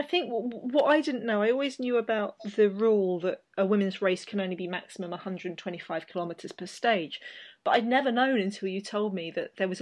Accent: United Kingdom; as a British person

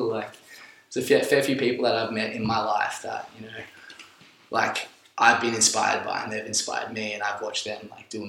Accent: Sunshine Coast, Queensland, Australia; moved away as an adult; also born or lived in Brisbane; now in Melbourne, Australia; where I grew up on the Sunshine Coast there was like so much free thought

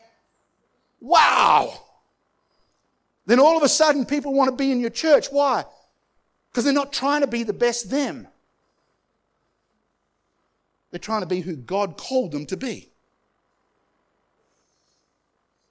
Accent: Australia; I'm Aussie to Aussie.

